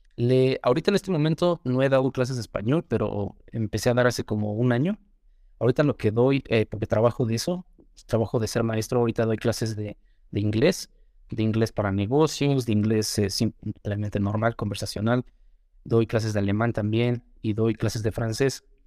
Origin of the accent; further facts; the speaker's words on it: Mexico; first language Spanish; Yo me crié principalmente aquí en México, entonces nací aquí, evidentemente. Soy mexicano, siempre he vivido aquí